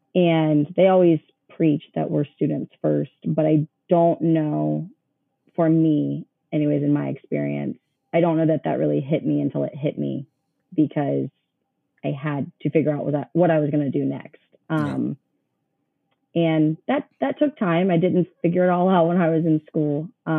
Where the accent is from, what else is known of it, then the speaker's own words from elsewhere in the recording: Columbus, United States; Yeah. So I grew up in Columbus, went to school here, played softball here.